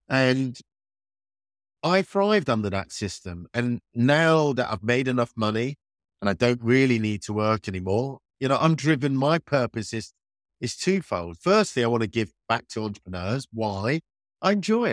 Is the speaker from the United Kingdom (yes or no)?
yes; United Kingdom; born or raised there